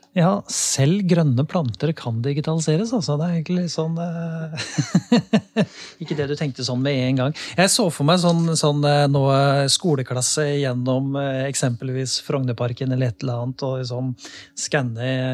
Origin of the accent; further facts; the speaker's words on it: Lier, Buskerud, Norway; jeg kommer fra Lier